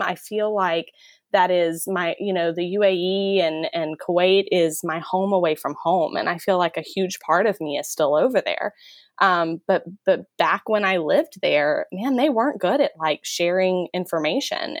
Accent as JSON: {"language": "English", "region": "Texas", "country": "United States", "moved": "as an adult", "said": "I'm from Texas"}